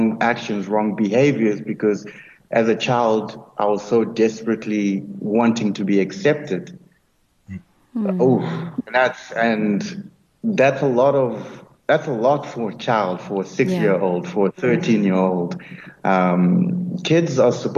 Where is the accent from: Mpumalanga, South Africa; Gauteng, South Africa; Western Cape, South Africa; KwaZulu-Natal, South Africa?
Mpumalanga, South Africa; Nelspruit; also born or lived in Free State; I was born in the Free State, and grew up in Nelspruit, in the late 80s